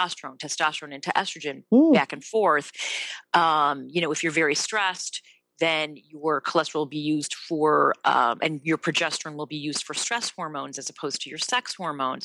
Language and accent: English; Evanston, Illinois, United States; I am from the Chicago area, Evanston, which is where I live now.